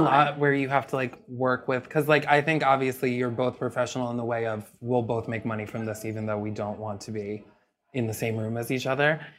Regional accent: New York, United States; I'm from New York

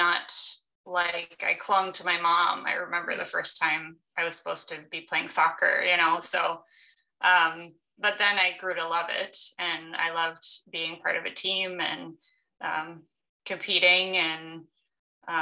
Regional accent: southern Wisconsin, United States; also born or lived in Tennessee; I grew up in southern Wisconsin

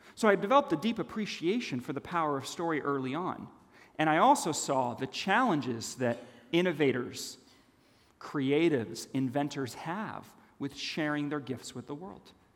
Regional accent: Los Angeles, California, United States; also born or lived in Switzerland; when I was nine years old, my family moved to a foreign land Los Angeles, California

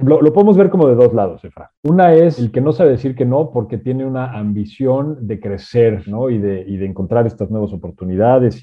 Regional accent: Mexico; mi conocimiento como mexicano

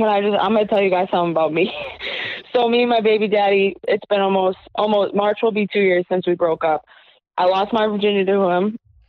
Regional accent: New Hampshire, United States; We're from New Hampshire.

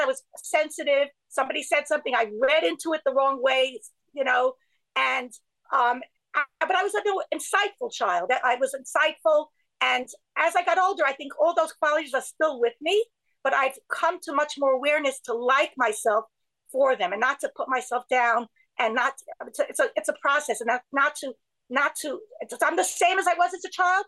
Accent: New York City, New York, United States; I grew up in Borough Park

